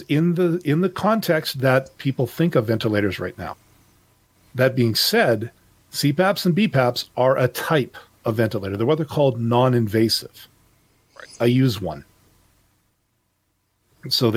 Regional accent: Canada; I'm Canadian

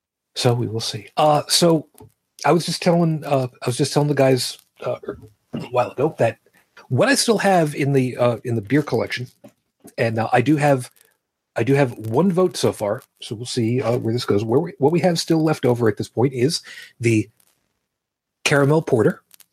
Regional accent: Brooklyn, New York, United States; It's my birthplace.

